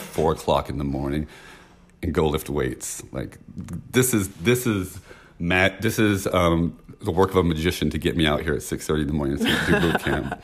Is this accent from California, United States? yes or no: yes; San Francisco, California, United States; I'm from San Francisco